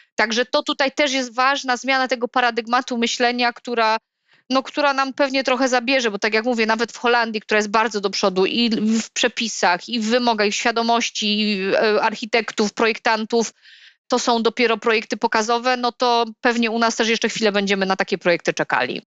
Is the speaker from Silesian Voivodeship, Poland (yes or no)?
yes; Silesian Voivodeship, Poland; u nas na Śląsku